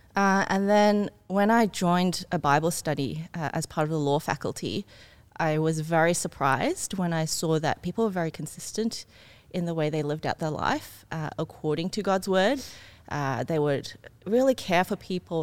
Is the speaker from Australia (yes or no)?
yes; Ryde, New South Wales, Australia; also born or lived in Singapore; I came from Singapore when I was a kid, mm. um, then grew up in Australia, but went to a German school.